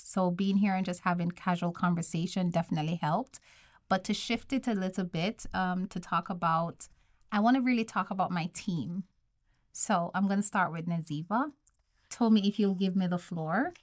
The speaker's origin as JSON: {"language": "English", "country": "Jamaica", "moved": "yes", "said": "I'm from Jamaica."}